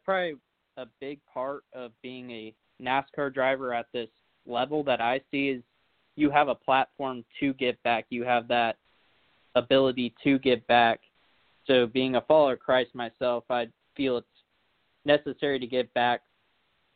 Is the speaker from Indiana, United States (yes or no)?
no; Mooresville, North Carolina, United States; my hometown of Mooresville